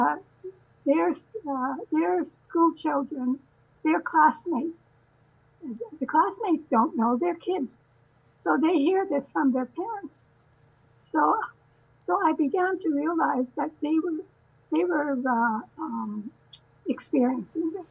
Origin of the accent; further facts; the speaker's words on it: Canada; also born or lived in Winnipeg; now in Vancouver, Canada; I was born in Canada